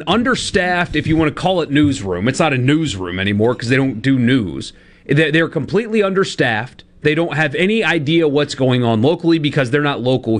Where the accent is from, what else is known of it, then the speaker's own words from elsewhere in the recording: Greenville, South Carolina, United States; now in Mississippi, United States; My hometown paper was the same thing, the Greenville News